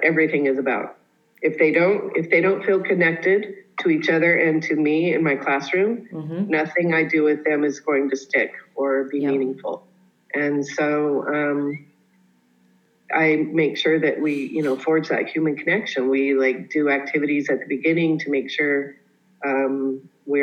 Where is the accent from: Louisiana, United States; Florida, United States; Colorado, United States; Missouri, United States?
Colorado, United States; I grew up in Colorado